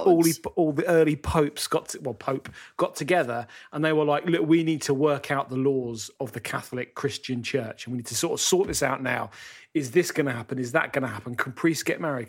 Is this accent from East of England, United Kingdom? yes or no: no; London, United Kingdom; moved away as an adult; now in Great Gonerby, United Kingdom; I'm a Londoner born and bred, but I've moved up here